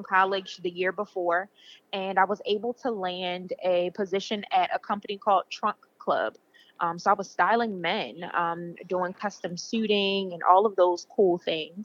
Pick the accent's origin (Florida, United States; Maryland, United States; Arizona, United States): Maryland, United States; Baltimore; I'm from Baltimore, Maryland, born and raised